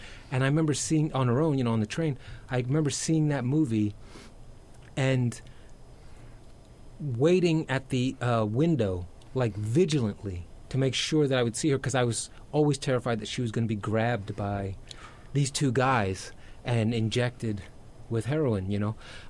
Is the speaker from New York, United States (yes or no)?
yes; New York City, New York, United States; I grew up in Queens, in the like late 70s, early 80s, so like I suppose you say when New York was abandoned, right, and was kind of like a beginning of the crack era